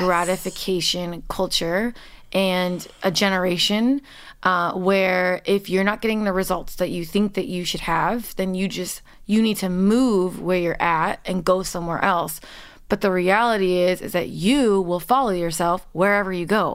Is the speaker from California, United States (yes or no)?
yes; Los Angeles, California, United States; I'm born and raised in Los Angeles